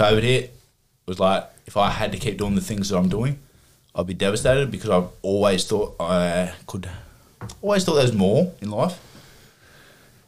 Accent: Wollongong, New South Wales, Australia; now in Bairnsdale, Australia; I'm from Wollongong. I'm a chippy.

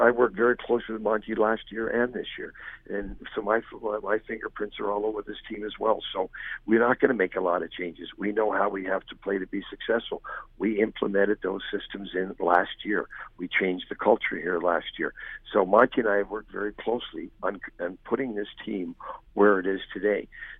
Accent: the Maritimes, Nova Scotia, Canada; now in Dallas, United States; I'm from the Maritimes in Canada

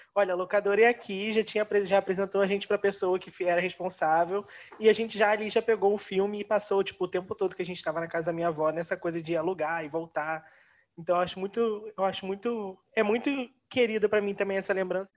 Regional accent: Rio de Janeiro, Brazil; nós somos do Rio

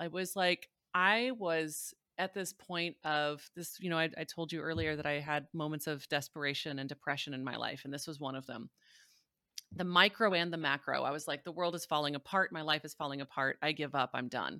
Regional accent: Missouri, United States; So I was raised in Southern Missouri, which is a very strong buckle of the Bible Belt. Very like Southern Baptist

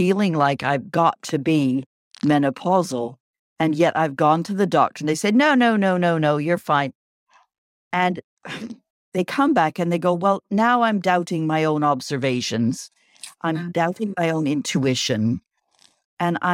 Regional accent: Canada; moved away; when I grew up in Canada, we used to always have a once a year checkup

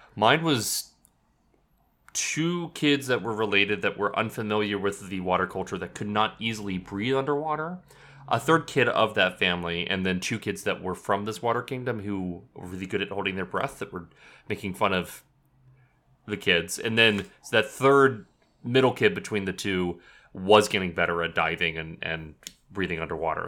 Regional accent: United States; moved away; also born or lived in Texas / Oklahoma; I grew up in Texas and Oklahoma

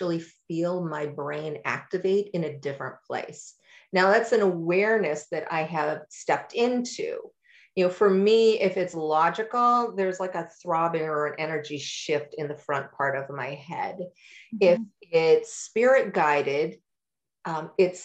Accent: New York, United States; also born or lived in Durham, North Carolina / Massachusetts; now in Asheville, United States; I grew up in New York, and then I lived in Massachusetts until my children launched.

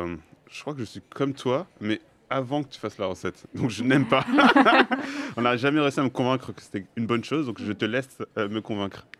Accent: Clermont-Ferrand, Auvergne-Rhône-Alpes, France; j'ai grandi à Clermont-Ferrand

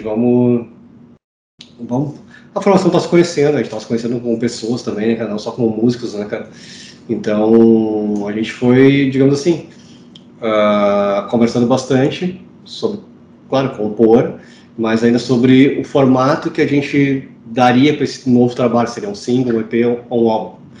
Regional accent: Porto Alegre, Rio Grande do Sul, Brazil; Eu sou de Porto Alegre, estou em Porto Alegre.

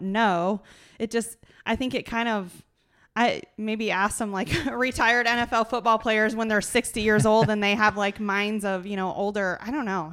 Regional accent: small town Iowa, United States; I'm from small town Iowa

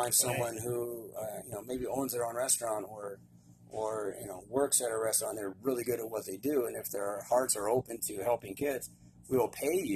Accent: United States; being an American

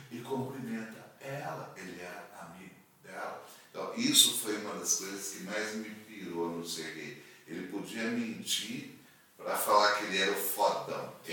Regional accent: Mogi Guaçu, São Paulo, Brazil; moved away; uma amiga minha lá de Mogi Guaçu, lá da minha terra

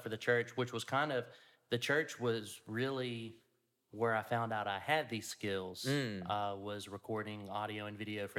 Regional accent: Louisiana, United States; From the great state of Louisiana.

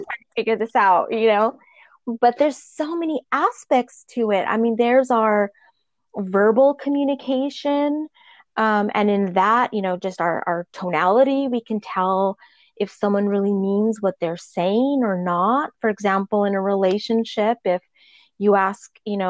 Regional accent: Albuquerque, New Mexico, United States; moved away as an adult; now in Newport Beach, United States; I'm originally from Albuquerque, New Mexico, and I currently live in Newport Beach, California. I've been here for about 20 years

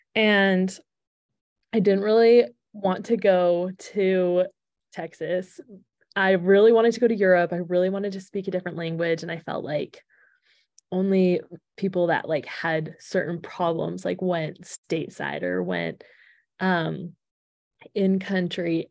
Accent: Alberta, Canada; moved away as an adult; also born or lived in Provo, Utah (BYU) / Washington, D.C.; I am originally from Canada. So, I grew up in Alberta

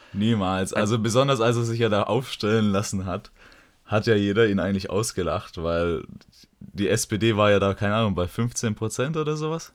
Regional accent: Metzingen, Baden-Württemberg, Germany; komme ich aus Metzing, wie der Herr schon gesagt hat. Hier bin ich aufgewachsen

